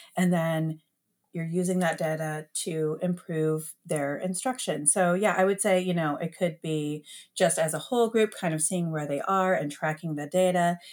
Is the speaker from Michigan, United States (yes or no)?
yes; Detroit, Michigan, United States; moved away as an adult; now in Columbus, United States; I grew up in Metro Detroit